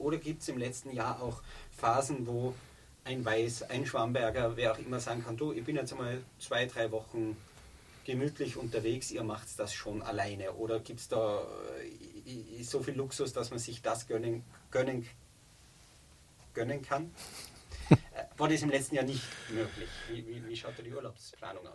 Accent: Tyrol, Austria; bei uns in Tirol

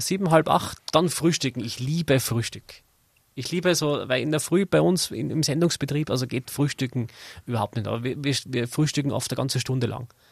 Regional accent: Zell am See, Salzburg, Austria; now in Innsbruck, Austria; Ich bin in Zell am See geboren

